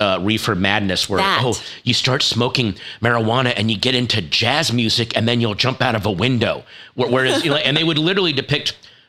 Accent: Virginia, United States; this is, of course, my home state, which I like to call Florida Light. I, of course, was born and grew up in Virginia.

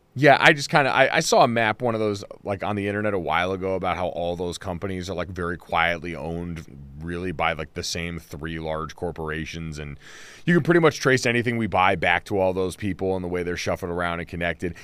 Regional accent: Arizona, United States; when I was a kid growing up in Arizona

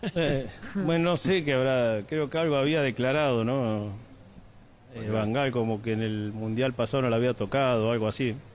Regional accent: Argentina; somos argentinos

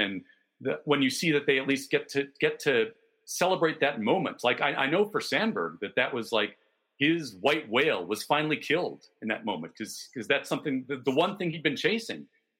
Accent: Chicago suburbs, Illinois, United States; I grew up in the Chicago suburbs

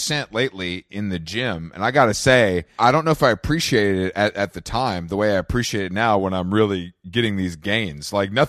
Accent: Atlanta, Georgia, United States; now in New York, United States; I'm from Atlanta originally

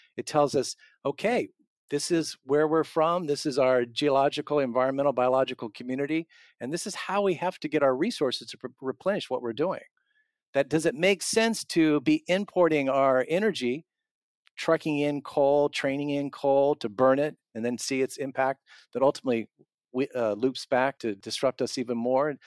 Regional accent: Southern Illinois, United States; now in Iowa, United States; I'm not from Iowa, I'm from Southern Illinois, where we used to strip mining

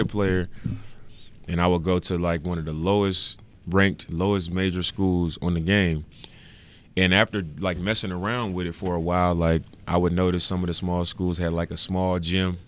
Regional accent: Oakland, California, United States; moved away as an adult; also born or lived in Salt Lake City / Ogden; it's not in Oakland where I actually grew up

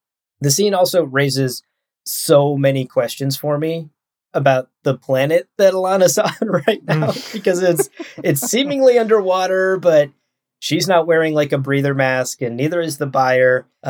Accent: Ohio, United States; I am from Ohio.

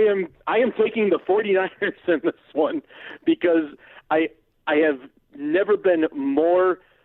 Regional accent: Detroit, Michigan, United States; I'm from Detroit

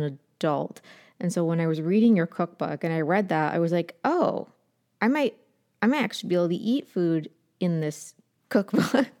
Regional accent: Appalachia, United States; I'm from Appalachia

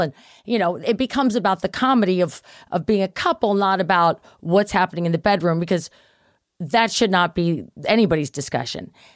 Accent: Baltimore, Maryland, United States; the club back in Baltimore where I grew up

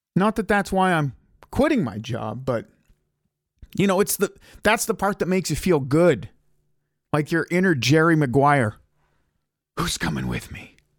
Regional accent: Ottawa, Ontario, Canada; moved away; My wife gets a job promotion to come to Ottawa and it's my hometown.

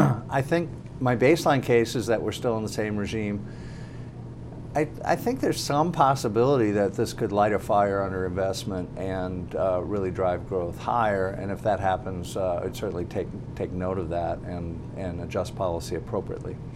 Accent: Minnesota, United States; moved away; I'm originally from Minnesota

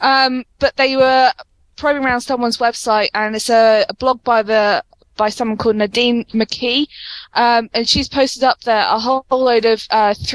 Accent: United Kingdom; especially being British

